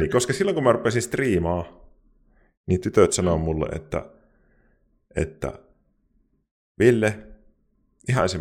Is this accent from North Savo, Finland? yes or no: yes; Kuopio, North Savo, Finland; accent: Savo; now in Pirkkala, Finland; Mutta siis mä oon kuopiolainen niin kuin alun perin.